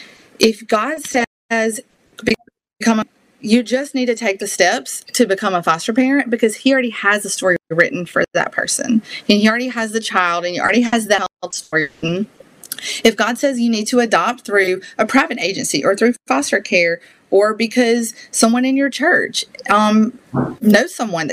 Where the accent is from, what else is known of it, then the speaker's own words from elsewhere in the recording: the South, United States; accent: Southern; I did not appreciate my Southern accent until I went on the world race